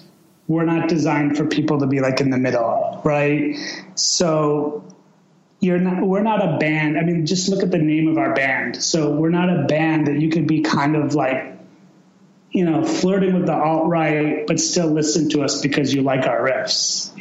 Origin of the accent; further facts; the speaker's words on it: Chicago, Illinois, United States; my parents immigrated to the United States from Iran in 1973, and I was born in 1975 in Chicago. And, I was basically raised in Chicago. I lived 1 year in Iran when I was really, really young.